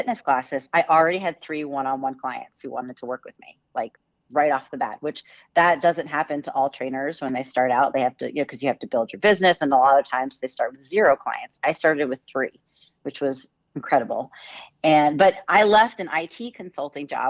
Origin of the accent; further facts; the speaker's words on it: Massachusetts, United States; I'm originally from Massachusetts